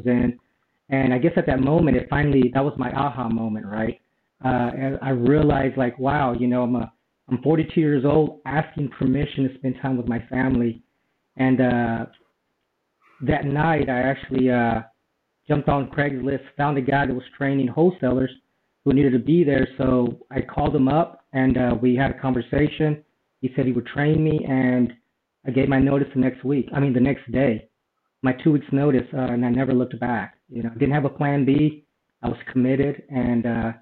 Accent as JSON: {"language": "English", "region": "East Texas", "country": "United States", "tie": "born or raised there", "also_born_or_lived": "Houston, Texas", "moved": "as an adult", "lives_now": "San Diego, United States", "said": "I'm actually from Houston, Texas, but I grew up in East Texas when I was younger, and I moved to San Diego in 2001"}